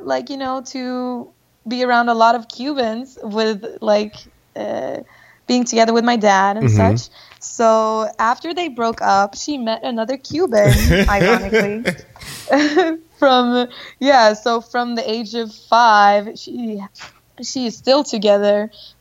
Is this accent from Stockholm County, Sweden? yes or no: yes; Stockholm, Stockholm County, Sweden; I was born and raised in Sweden, Stockholm, aka IKEA land